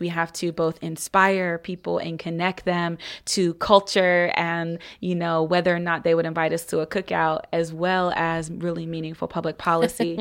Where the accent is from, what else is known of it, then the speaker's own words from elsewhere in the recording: Columbus, Ohio, United States; I'm originally from Columbus, Ohio